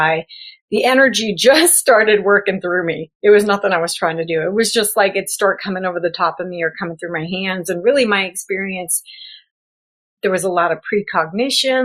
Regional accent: South Dakota, United States; also born or lived in Florida / Los Angeles / New Mexico; now in California, United States; I was raised in South Dakota in the middle of nowhere, pre-internet

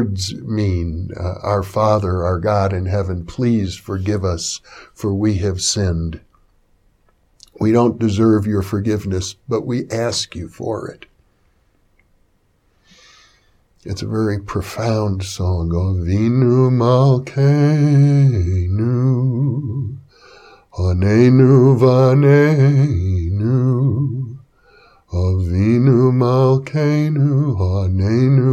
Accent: Wisconsin, United States; I grew up in Wisconsin in a conservative Jewish household

